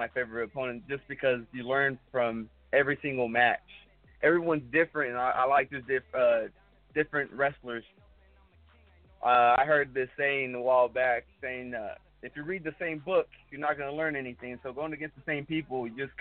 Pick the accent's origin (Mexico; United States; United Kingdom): Mexico; I'm from Mexico.